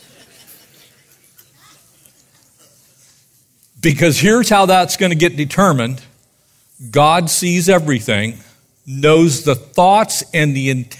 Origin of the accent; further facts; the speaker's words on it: United States; I'm American